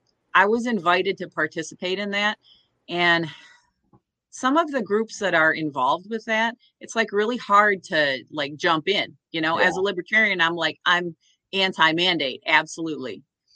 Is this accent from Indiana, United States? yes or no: no; Corning, New York, United States; also born or lived in Kentucky / England; So I grew up a lot of places, but most of my time was outside of Corning, New York, which is a little town in the southern tier, in the state, not the city.